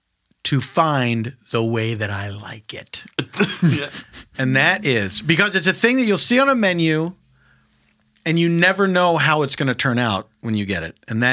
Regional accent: Philadelphia, Pennsylvania, United States; I grew up in Philadelphia

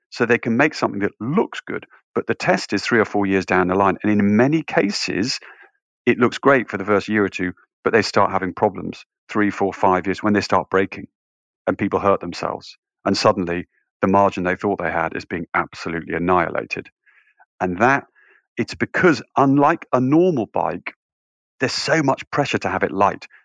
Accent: just outside York, north of England, Yorkshire and the Humber, United Kingdom; I grew up in the north of England, just outside York

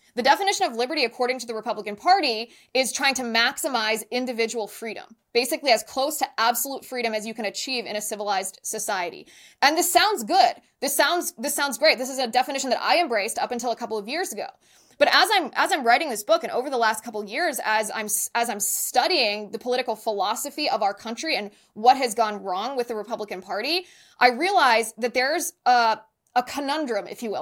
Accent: Ohio, United States; moved away as an adult; also born or lived in San Diego; I ended up serving in local government in my hometown in Ohio

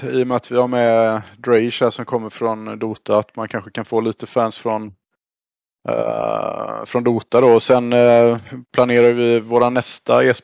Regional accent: Sweden; som, som svensk är det ju lätt att, att trilla dit med CS.

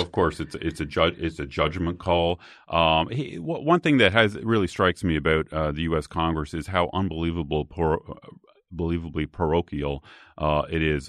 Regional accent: Canada; now in United States; I grew up in Canada

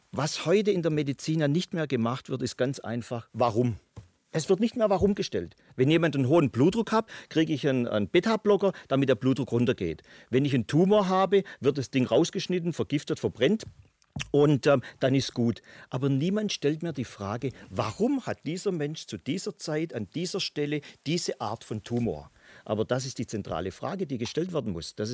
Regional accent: Baden-Württemberg, Germany; ich als Schwabe sage, okay, es tut mir leid, aber ich muss Ihnen jetzt mal in den Hintern treten.

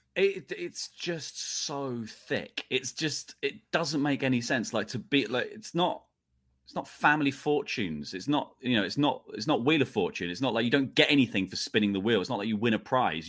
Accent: United Kingdom; I'm British

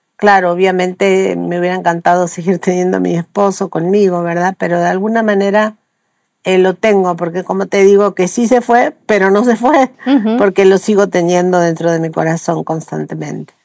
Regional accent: Patagonia, Argentina; moved away as an adult; now in Mexico; Yo nací en la Patagonia Argentina

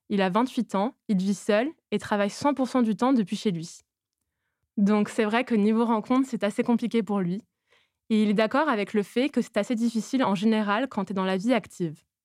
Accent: Toulouse, Occitania, France; J'ai 23 ans et je suis originaire de Toulouse.

